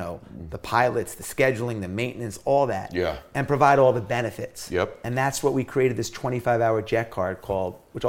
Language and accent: English; Long Island, New York, United States; When I was growing up, I grew up in New York City, or in Long Island in the 80s when breakdancing and rap and all this stuff was happening.